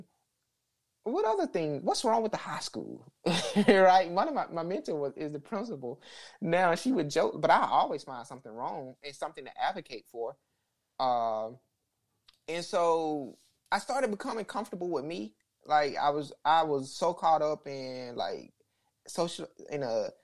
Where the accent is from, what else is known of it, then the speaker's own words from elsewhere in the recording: Alabama, United States; growing up in Alabama, I grew up in a racially segregated town